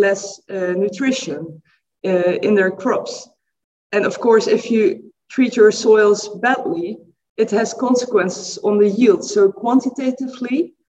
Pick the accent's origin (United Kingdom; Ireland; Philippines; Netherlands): Netherlands; I'm coming from the Netherlands in Europe.